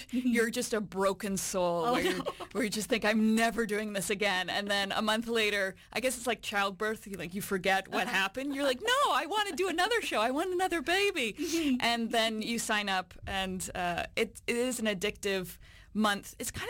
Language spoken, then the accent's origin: English; Alberta, Canada; moved away; also born or lived in Toronto, Ontario; I was born in Toronto, but I grew up in Alberta in a very small town.